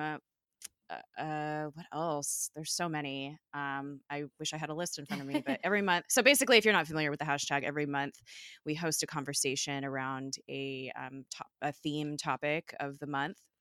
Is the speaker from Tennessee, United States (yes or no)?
no; California, United States; I'm from California